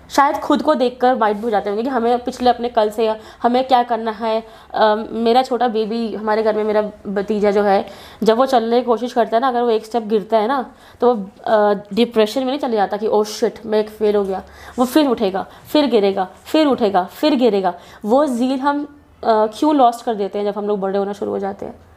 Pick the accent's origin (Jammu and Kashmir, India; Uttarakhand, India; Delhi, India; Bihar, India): Jammu and Kashmir, India; Jammu; जम्मू से बिलोंग करती हूँ